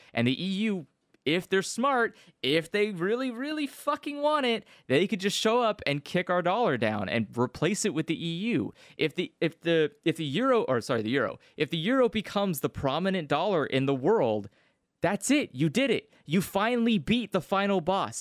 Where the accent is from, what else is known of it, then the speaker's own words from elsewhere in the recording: United States; as an American